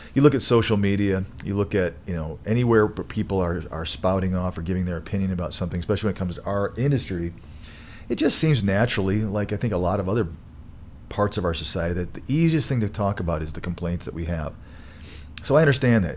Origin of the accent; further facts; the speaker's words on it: Michigan, United States; now in Colorado, United States; I grew up in Michigan